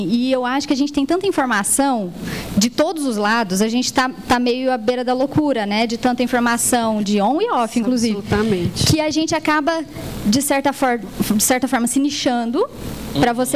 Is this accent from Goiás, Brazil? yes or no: yes; Goiás, Brazil; Nós somos goianos, né? É uma, é uma empresa genuinamente goiana, tá com expansão para São Paulo.